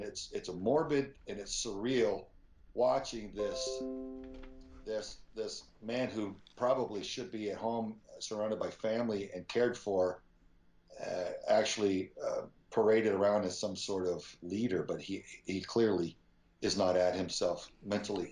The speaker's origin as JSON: {"language": "English", "town": "Spring", "region": "Texas", "country": "United States", "tie": "born or raised there", "said": "my mm-hmm. dad was a very sincere and devout pastor in uh, Spring, Texas. And, and I just grew up around so many quality people"}